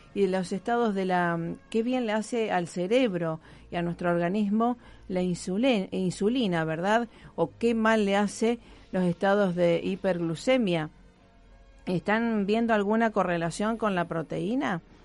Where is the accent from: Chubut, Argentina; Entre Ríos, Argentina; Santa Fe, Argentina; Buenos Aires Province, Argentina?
Santa Fe, Argentina; Rosario; como rosarigacinos, como argentinos